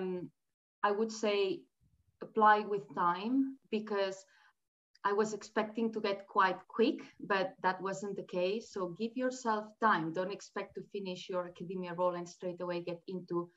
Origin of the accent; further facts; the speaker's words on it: Spain; moved away as an adult; also born or lived in Australia; now in United Kingdom; I am from Spain